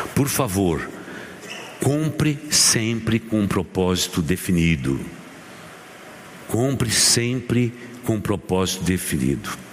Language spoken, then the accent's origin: Portuguese; São Caetano do Sul, São Paulo, Brazil; Eu sou aqui de São Caetano do Sul